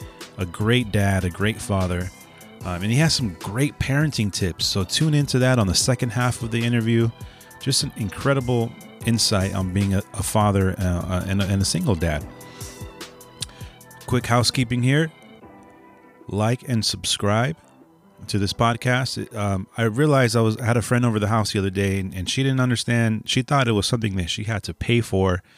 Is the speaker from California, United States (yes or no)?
yes; San Francisco, California, United States; I'm from San Francisco. I'm born in the Bay. Yeah, so that's my hometown.